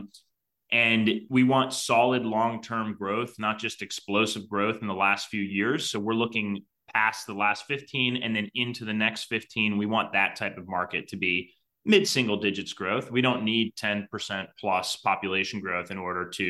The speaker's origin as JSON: {"language": "English", "town": "Cleveland", "region": "Ohio", "country": "United States", "tie": "born or raised there", "said": "growing up in Cleveland, I was about 2 hours drive time from all of these"}